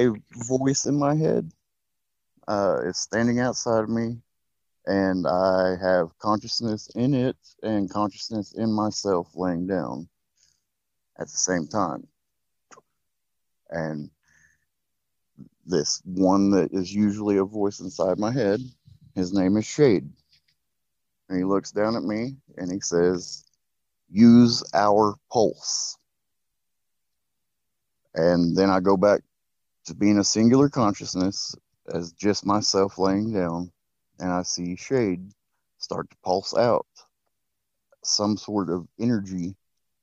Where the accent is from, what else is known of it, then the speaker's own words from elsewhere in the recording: Oklahoma, United States; I am from Oklahoma in the United States.